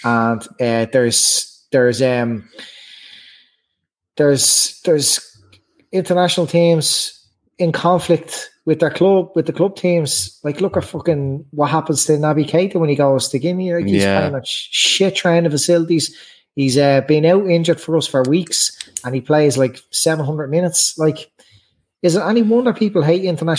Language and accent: English; Ireland; as Irish fans